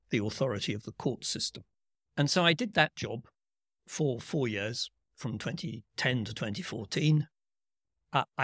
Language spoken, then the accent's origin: English; United Kingdom; Uh, I'm a British politician